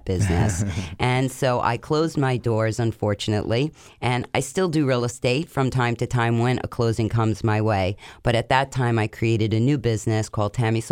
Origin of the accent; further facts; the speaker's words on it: Commack, New York, United States; moved away as an adult; now in Delray Beach, United States; I'm originally from Commack, Long Island